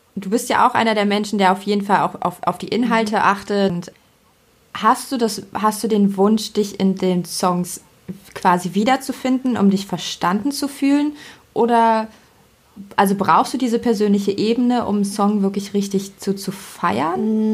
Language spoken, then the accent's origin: German; Germany; bei uns in Deutschland